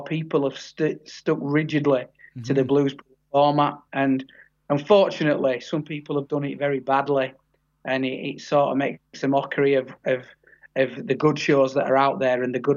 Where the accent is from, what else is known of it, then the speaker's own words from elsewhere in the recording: Yorkshire and the Humber, United Kingdom; I'm from Yorkshire. I'm from the area where the Full Monty film was made